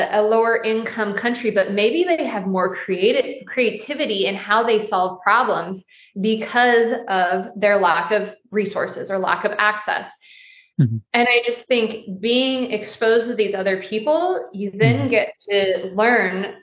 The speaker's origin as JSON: {"language": "English", "country": "United States", "said": "being American"}